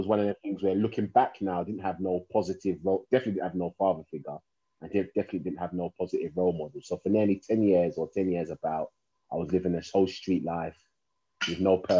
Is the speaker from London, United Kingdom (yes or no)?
yes; London, United Kingdom; I was born and raised in London, Hackney, East London.